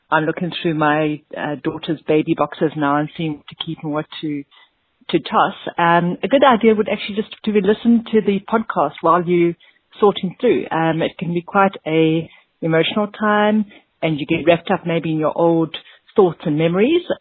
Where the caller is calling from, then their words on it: Columbus, Ohio, United States; I'm from Columbus, Ohio.